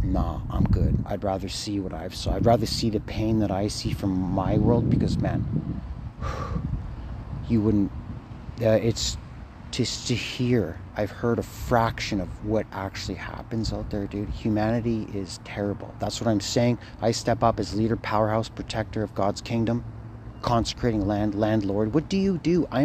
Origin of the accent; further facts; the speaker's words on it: Thunder Bay, Ontario, Canada; I'm Thunder Bay